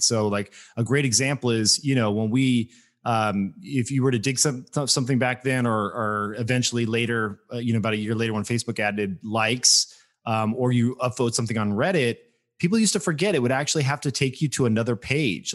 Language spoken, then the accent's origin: English; Las Vegas, Nevada, United States; moved away; also born or lived in Bay Area; I grew up in Las Vegas, Nevada. Like, I was, I moved out there.